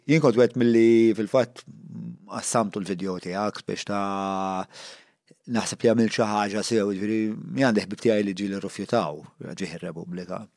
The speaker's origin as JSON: {"language": "Maltese", "country": "Malta", "said": "aħna l-Maltin"}